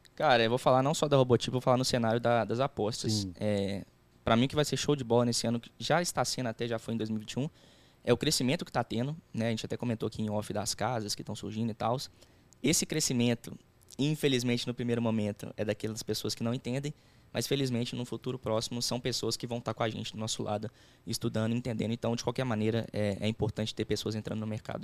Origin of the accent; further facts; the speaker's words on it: Belo Horizonte, Minas Gerais, Brazil; A gente é de BH